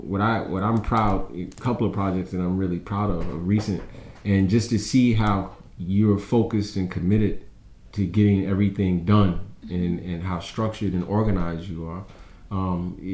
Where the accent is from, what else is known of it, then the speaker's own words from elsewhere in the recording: New York City, New York, United States; I went to PS 327